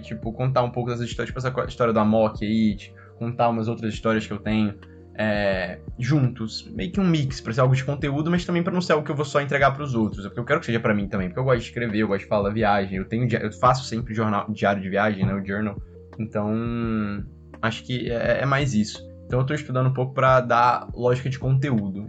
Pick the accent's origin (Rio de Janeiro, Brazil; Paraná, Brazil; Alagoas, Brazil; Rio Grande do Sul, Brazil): Rio de Janeiro, Brazil; Resende; now in Rio de Janeiro, Brazil; Eu conheço muito do interior do estado, que eu nasci em Resende